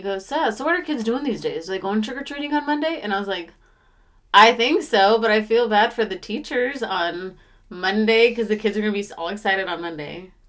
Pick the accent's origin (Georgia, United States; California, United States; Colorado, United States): Colorado, United States; now in Florida, United States; I grew up in Colorado, so it's cold.